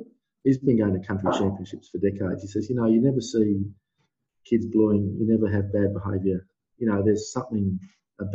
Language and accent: English; Darwin, Northern Territory, Australia; moved away as an adult; also born or lived in Melbourne; I grew up in Darwin, in the Northern Territory.